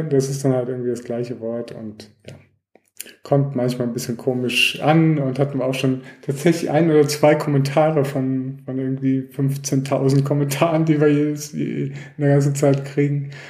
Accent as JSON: {"language": "German", "country": "Germany", "said": "ich komme auch ursprünglich aus Deutschland"}